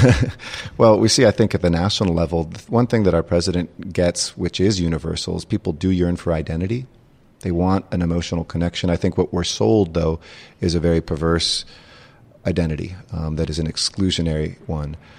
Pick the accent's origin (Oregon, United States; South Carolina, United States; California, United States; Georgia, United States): California, United States; Los Angeles; I grew up in the San Fernando Valley